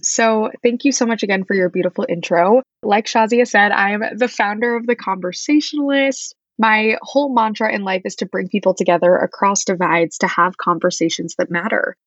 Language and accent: English; Wichita, Kansas, United States; moved away as an adult; also born or lived in East Coast; I am originally from Wichita, Kansas, Midwest, born and bred